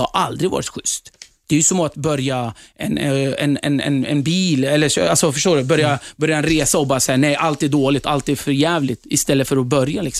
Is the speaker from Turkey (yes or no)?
yes; Turkey; now in Sweden; jag flydde hit för att kunna fortsätta få vara kurd. Det var därför vi flydde från Turkiet. För att i Turkiet än idag så förtrycks kurder. Och vi får inte prata vårt språk och så vidare.